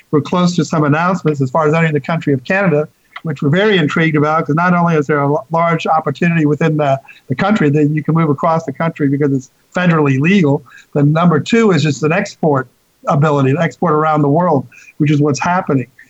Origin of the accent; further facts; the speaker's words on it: Winston-Salem, North Carolina, United States; my hometown is Winston Salem, North Carolina, which is the home of R.J. Reynolds